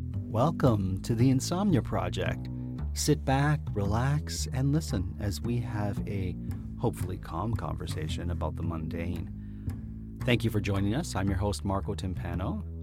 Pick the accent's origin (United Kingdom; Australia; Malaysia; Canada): Canada; Toronto, Ontario; I'm from Toronto 'cause I said leaves